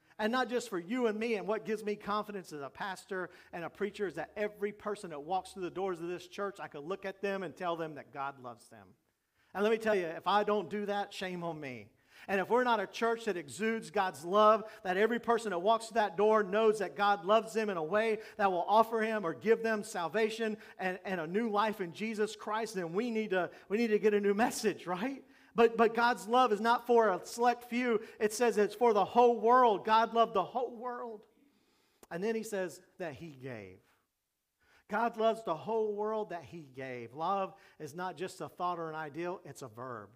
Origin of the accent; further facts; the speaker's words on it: Jacksonville, Florida, United States; When I was growing up in Jacksonville